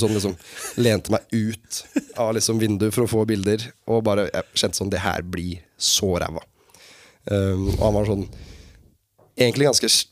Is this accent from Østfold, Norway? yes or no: yes; Sarpsborg, Østfold, Norway; also born or lived in Fredrikstad; født og oppvokst på et sted som heter Oppstad, som er sånn der ligger på grensa.